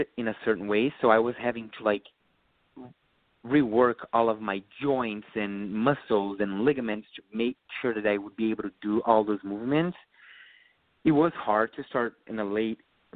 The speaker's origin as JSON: {"language": "English", "region": "Rio Grande do Sul", "country": "Brazil", "also_born_or_lived": "Porto Alegre, Brazil", "second_language": "English", "moved": "as an adult", "lives_now": "New York, United States"}